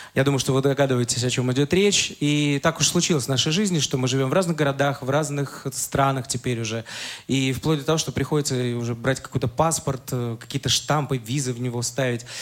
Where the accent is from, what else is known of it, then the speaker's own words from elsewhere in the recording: Saint Petersburg, Russia; я родился в Ленинграде, вырос там, уже закончил университет, это уже был город Санкт-Петербург